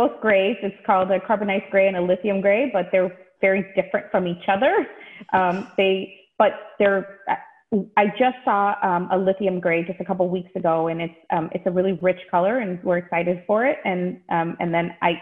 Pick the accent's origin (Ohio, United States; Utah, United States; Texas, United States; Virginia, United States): Texas, United States; now in Michigan, United States; I actually am a Texas native. I grew up in Texas